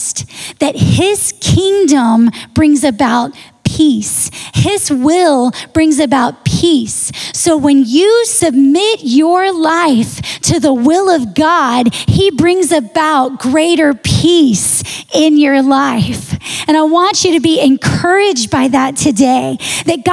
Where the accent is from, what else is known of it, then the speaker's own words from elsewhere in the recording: Texas, United States; I grew up in Texas